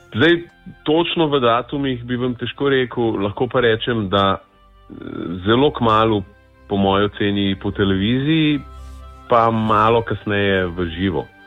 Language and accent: Slovenian; Slovenia